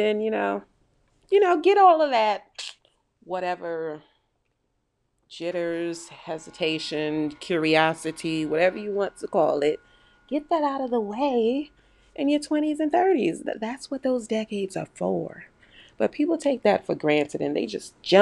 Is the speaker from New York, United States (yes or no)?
yes; New York, United States; now I'm from New York